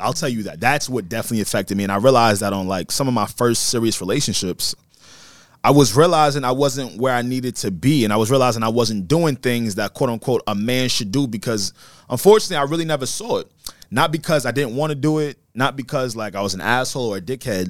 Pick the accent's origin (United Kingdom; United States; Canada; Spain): United States; I was born here in the United States